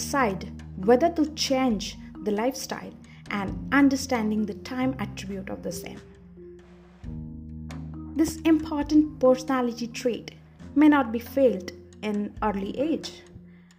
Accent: India; Being Indian, I have been taught to worship from my childhood.

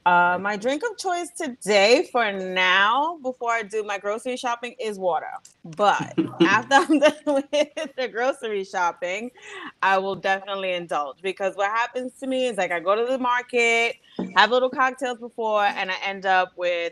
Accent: New York City, New York, United States; also born or lived in Panama; Born and raised in Brooklyn, originally from Panama. Both parents I'm first generation immigrants. So I've been, living in Brooklyn for 39 years now.

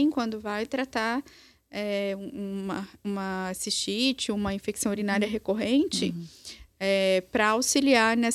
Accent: Minas Gerais, Brazil; É eu sou mineira.

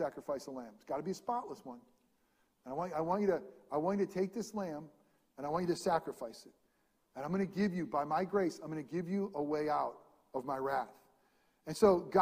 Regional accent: upstate New York, United States; moved away; also born or lived in New Jersey; I am from New York, but I'm a hick from New York. I'm way upstate.

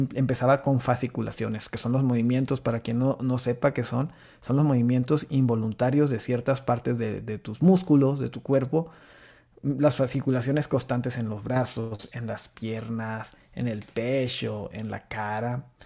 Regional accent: Meoqui, Chihuahua, Mexico; accent: norteño; soy de Chihuahua, Chihuahua. Bueno, de un pueblito de, por ahí pegado, cerquita a Chihuahua, Chihuahua, que es Meoki, una ranchería

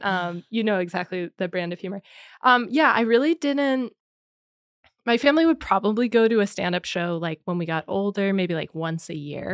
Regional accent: Allentown, Pennsylvania, United States; I'm from Allentown, Pennsylvania

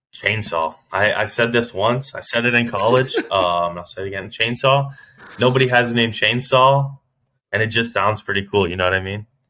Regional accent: Orlando, Florida, United States; my hometown, Orlando.

